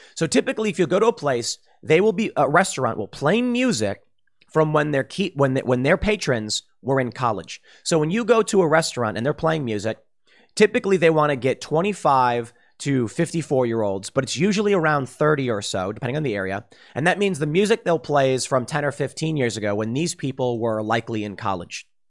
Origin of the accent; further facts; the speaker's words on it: Chicago, Illinois, United States; me growing up in Chicago